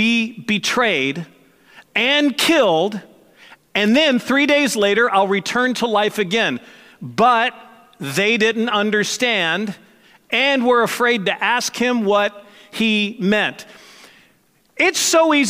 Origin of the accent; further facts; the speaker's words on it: Missouri, United States; I was born and raised in Missouri